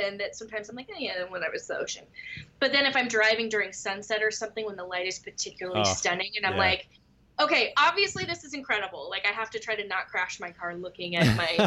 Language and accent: English; Moorpark, California, United States; also born or lived in Los Angeles, California / Orange County, California; I was born in Los Angeles and raised nearby in Ventura County